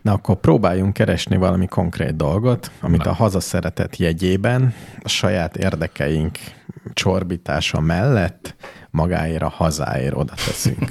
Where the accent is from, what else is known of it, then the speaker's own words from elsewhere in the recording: Hungary; magyar vagyok